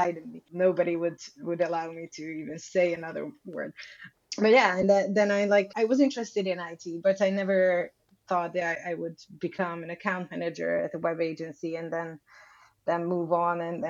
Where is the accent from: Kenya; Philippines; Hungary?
Hungary; Budapest; I was born in Budapest, Hungary. I left the country a few times, but only for traveling